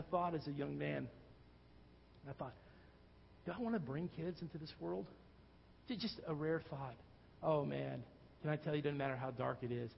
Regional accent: Texas, United States; growing up in Texas

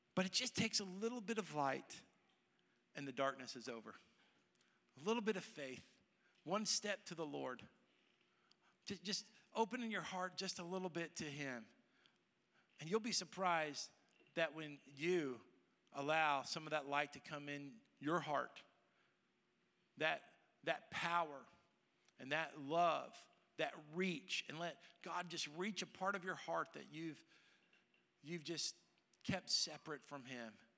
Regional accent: Dallas, Texas, United States; moved away as an adult; now in Tennessee, United States; I grew up in Dallas

